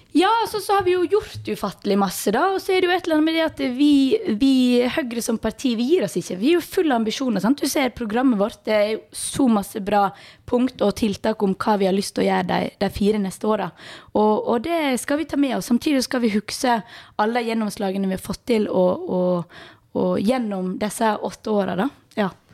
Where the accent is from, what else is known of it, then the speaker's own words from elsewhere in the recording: Balestrand, Vestland, Norway; now in Bergen, Norway; Kommer fra Balestrand, bor i Bergen.